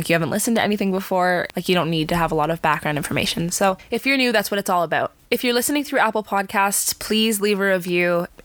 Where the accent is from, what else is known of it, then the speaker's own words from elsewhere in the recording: Canada; we're from Canada, but we're from Canada.